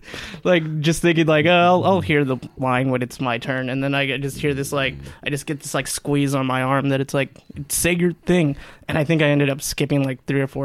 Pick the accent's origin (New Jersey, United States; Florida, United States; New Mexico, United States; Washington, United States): New Mexico, United States; Silver City; I remember when I was 16, I did a repertoire theater in my hometown.